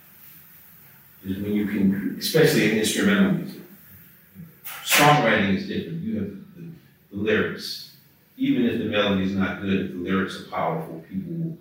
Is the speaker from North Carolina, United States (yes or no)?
no; New Orleans, Louisiana, United States; moved away as an adult; also born or lived in New York; I'm from New Orleans. I grew up uptown